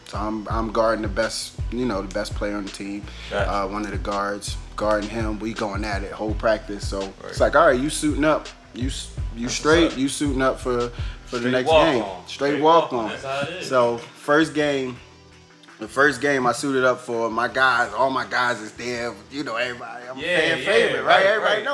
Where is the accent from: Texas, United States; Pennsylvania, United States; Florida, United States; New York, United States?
Pennsylvania, United States; Philadelphia; now in Prince George's County, Maryland, United States; born and raised in Philadelphia, Pennsylvania. Live down in Maryland now, PG County.